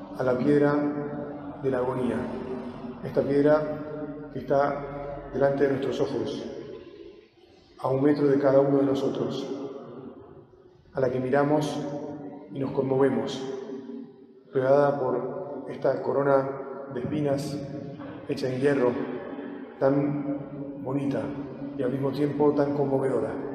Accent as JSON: {"language": "Spanish", "country": "Argentina", "said": "nosotros argentinos"}